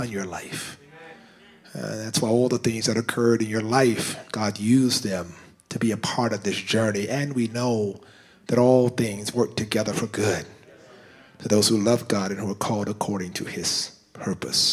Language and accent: English; United States; We're American Canadian now